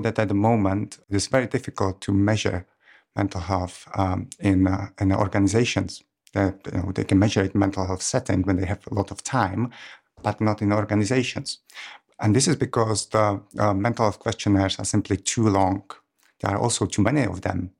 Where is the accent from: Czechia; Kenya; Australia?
Czechia; moved away as an adult; now in Cambridge, United Kingdom; I'm from Czech Republic, but I've been in Cambridge since two thousand ten